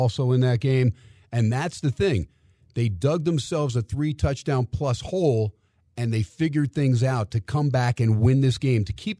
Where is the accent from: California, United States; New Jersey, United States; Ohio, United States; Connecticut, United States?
Ohio, United States; now in Las Vegas, United States; RJ, you remember growing up in Ohio, Brad, too, that first 40, 42-degree day after the winter, you're in a T-shirt already throwing that football around.